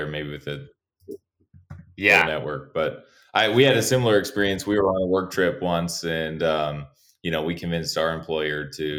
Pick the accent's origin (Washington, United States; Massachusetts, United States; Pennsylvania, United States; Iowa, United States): Iowa, United States; moved away as an adult; also born or lived in San Diego, California; I grew up in Iowa